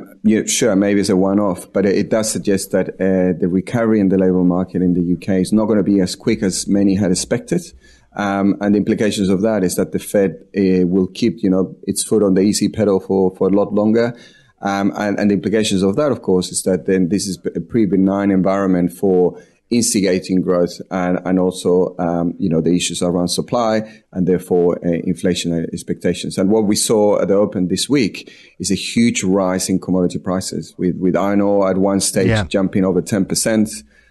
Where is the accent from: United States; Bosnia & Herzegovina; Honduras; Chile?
Chile; now in Sydney, Australia; I'm from Chile.